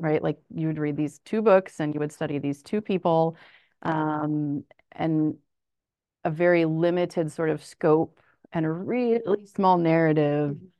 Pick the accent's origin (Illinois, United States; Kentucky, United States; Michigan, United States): Illinois, United States; Springfield; also born or lived in Urbana-Champaign, Illinois; I am actually from Springfield, Illinois